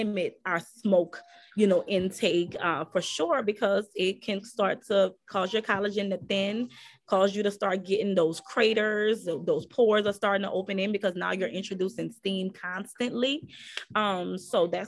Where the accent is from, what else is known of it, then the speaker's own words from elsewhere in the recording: New Orleans, Louisiana, United States; I'm from New Orleans, so my dialect is a little different.